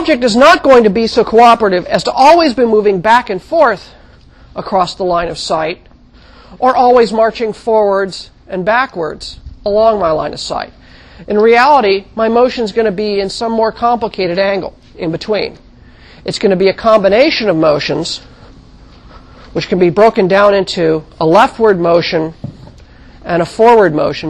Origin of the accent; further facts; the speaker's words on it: Midwest, United States; also born or lived in Kansas / Missouri; now in California, United States; I didn't actually live in California all my life. I grew up in the Midwest, and I lived in Kansas and Missouri for a while as a very young child